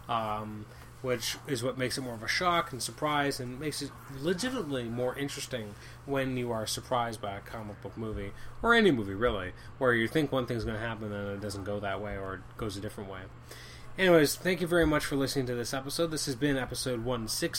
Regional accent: Canada; I'm Canadian.

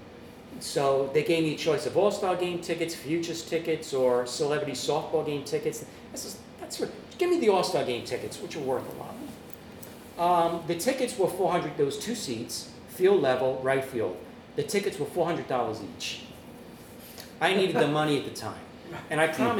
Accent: New York, United States; moved away; I'm a New Yorker

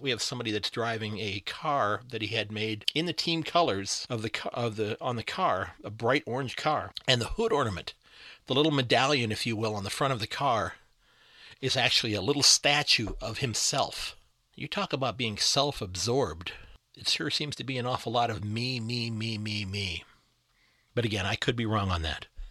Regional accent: United States; as an American

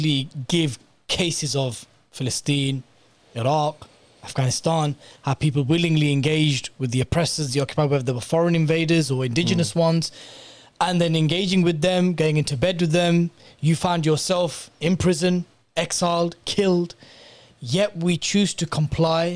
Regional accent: Bedford, East of England, United Kingdom; Born and raised in Bedford, Luton down the road

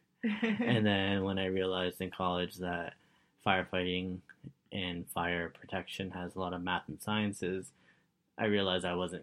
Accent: Richmond Hill, Ontario, Canada; I grew up in Richmond Hill, and back then it was mainly Italian people living in Richmond Hill.

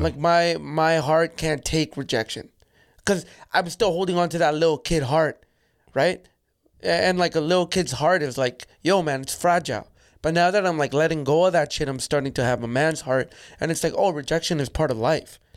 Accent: Calgary, Alberta, Canada; also born or lived in El Salvador; I grew up in Calgary

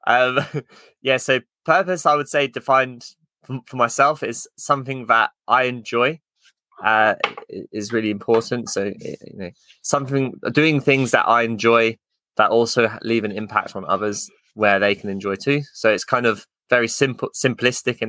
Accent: Luton, East of England, United Kingdom; I come from Luton, which is kind of, it's not the nicest of towns

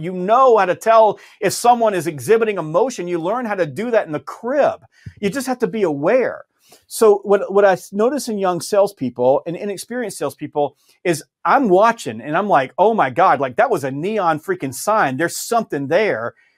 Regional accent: the South, United States; I'm from the South

